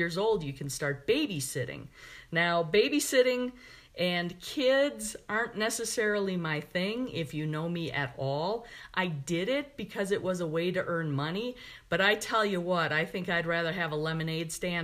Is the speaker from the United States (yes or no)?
yes; Milwaukee, Wisconsin, United States; I was growing up in Milwaukee